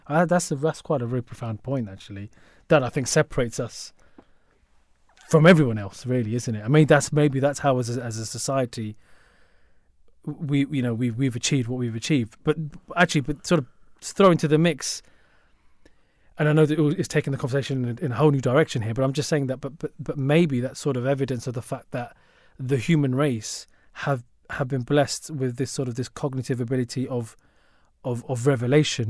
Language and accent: English; London, United Kingdom; as a Londoner.